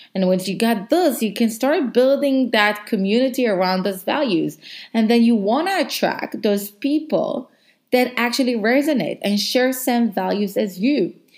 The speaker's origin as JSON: {"language": "English", "country": "Israel", "second_language": "English", "moved": "as an adult", "lives_now": "South Africa", "said": "I'm from Israel. I relocated to South Africa because of my job."}